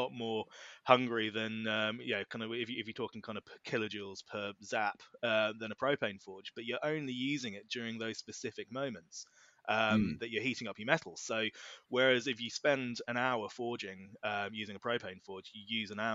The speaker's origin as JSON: {"language": "English", "area": "Norfolk", "region": "East of England", "country": "United Kingdom", "said": "we're both from Norfolk. I'm in Norwich"}